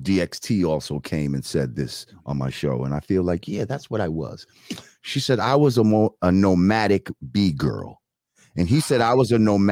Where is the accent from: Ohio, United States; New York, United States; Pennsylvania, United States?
New York, United States; New Rochelle; I'm coming from New Rochelle.